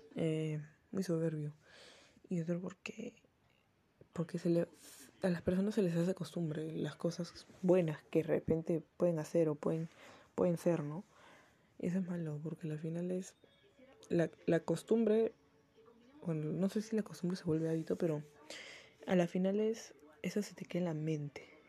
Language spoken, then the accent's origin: Spanish; Peru; acá en Perú porque bueno, soy de Perú